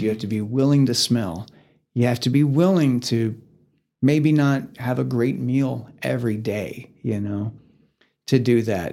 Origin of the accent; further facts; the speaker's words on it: Sherman, Texas, United States; also born or lived in Dallas, Texas; now in Amarillo, United States; I am from Sherman, Texas. It's about forty-five minutes north of Dallas